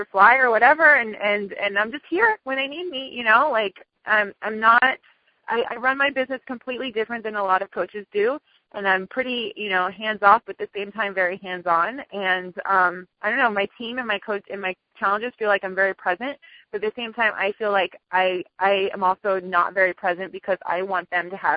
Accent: Miami, Florida, United States; I'm from Miami. I'm born and raised in Miami

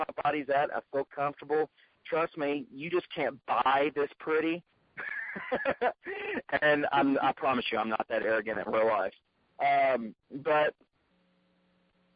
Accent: Tennessee, United States; I'm from Tennessee. I'm just, yeah, I know. Can't you tell the accent?

